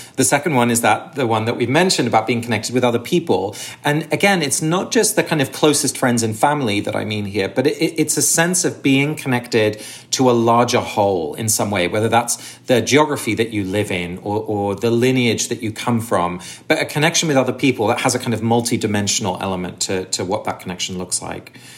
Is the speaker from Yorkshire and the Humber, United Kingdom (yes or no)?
no; Sussex, South East England, United Kingdom; I grew up in England. I was born and raised in Sussex, but my parents are both Dutch